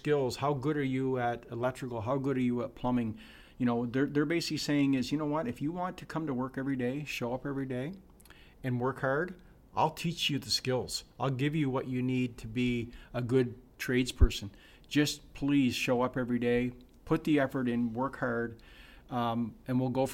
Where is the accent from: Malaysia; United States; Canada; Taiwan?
Canada; Sackville, New Brunswick; I lived in Sackville my whole life. I've never lived more than 4 kilometers away from my original house.